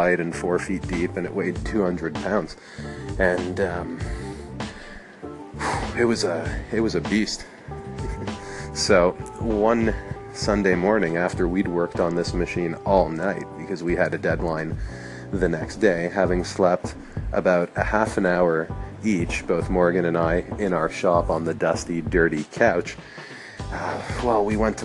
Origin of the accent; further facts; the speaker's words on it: Montreal, Quebec, Canada; also born or lived in New York; we came back to my hometown of Montreal